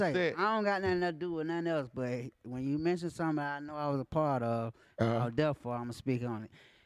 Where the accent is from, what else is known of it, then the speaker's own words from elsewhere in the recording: Atlanta, Georgia, United States; I'm from Atlanta.